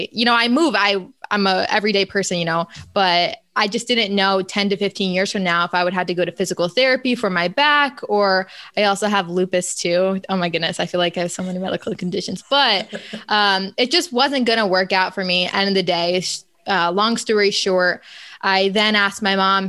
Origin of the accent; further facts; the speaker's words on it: upstate New York, United States; moved away as an adult; now in Florida, United States; my hometown is like suburban farmland, upstate New York.